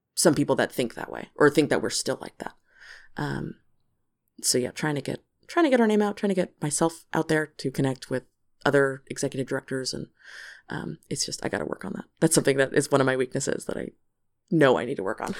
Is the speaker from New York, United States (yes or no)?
no; San Carlos, California, United States; We went to, to preschool together. We grew up in San Carlos